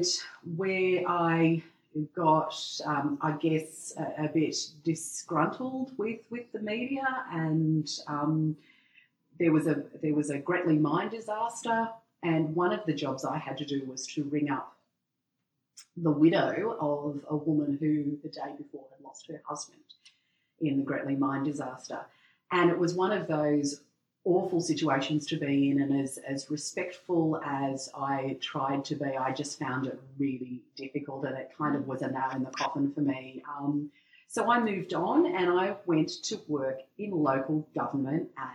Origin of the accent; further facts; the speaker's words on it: Lithgow, New South Wales, Australia; also born or lived in Bathurst / Sydney / Central Coast; my hometown of Lithgow near the Blue Mountains in New South Wales